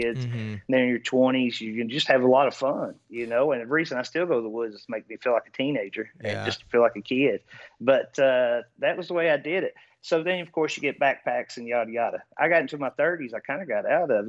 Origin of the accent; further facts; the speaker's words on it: Eastern Kentucky, United States; I was raised in Eastern Kentucky